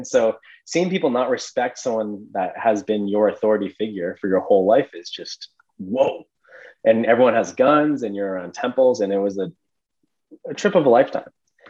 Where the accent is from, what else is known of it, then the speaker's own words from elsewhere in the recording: Edmonton, Alberta, Canada; I would visit the Cayman Islands every winter, like I said, growing up in Edmonton till I was 6 years old.